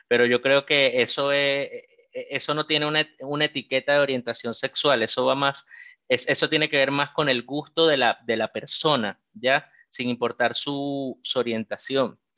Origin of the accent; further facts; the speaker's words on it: Venezuela; porque como bien dijiste, yo soy venezolano, así que me siento como, como en casa ya que estamos entre, personas del mismo país acá